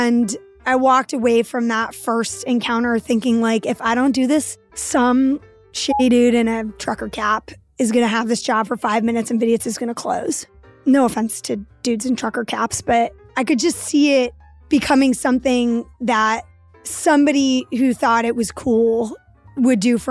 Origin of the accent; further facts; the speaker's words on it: New York City, New York, United States; I grew up in Lower Manhattan in Soho before it turned into a high-end shopping mall for the 1%